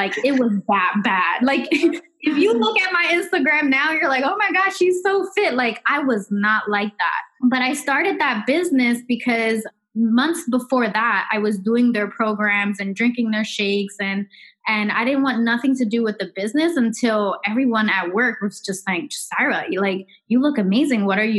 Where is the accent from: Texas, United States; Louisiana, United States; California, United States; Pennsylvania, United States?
Pennsylvania, United States; Philadelphia; I know she's from Philadelphia. I'm from Philadelphia.